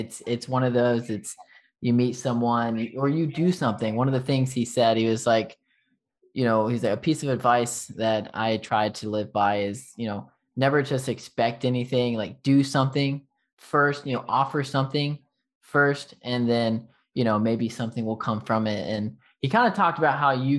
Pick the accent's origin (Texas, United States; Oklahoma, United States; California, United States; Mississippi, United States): Texas, United States; accent: Texas; my Texas accent